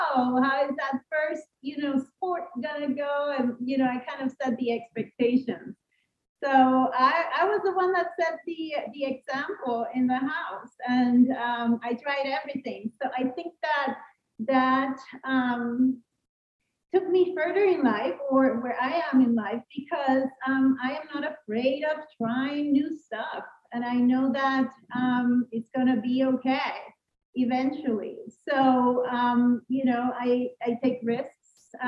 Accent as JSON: {"language": "English", "town": "San Juan", "country": "Puerto Rico", "tie": "born or raised there", "first_language": "Spanish", "second_language": "English", "said": "did grow up in San Juan, Puerto Rico. So outside of the United States, but linked to the U.S., right? My first language is Spanish. So I am fluent in Spanish, fluent in English"}